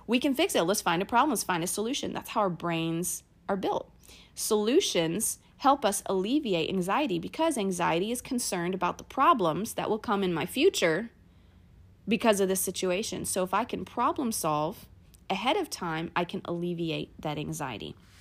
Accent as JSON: {"language": "English", "region": "Kentucky", "country": "United States", "tie": "born or raised there", "said": "I grew up in Kentucky in a small town"}